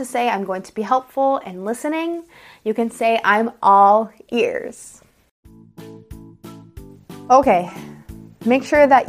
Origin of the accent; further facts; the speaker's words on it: United States; I'm an American English teacher